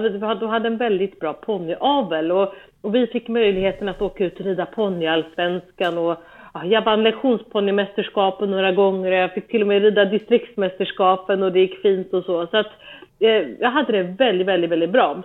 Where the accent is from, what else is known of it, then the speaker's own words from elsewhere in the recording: Stockholm, Stockholm County, Sweden; moved away as an adult; now in Germany; vi började på, eh, på ridskolan i närheten av där vi är uppvuxna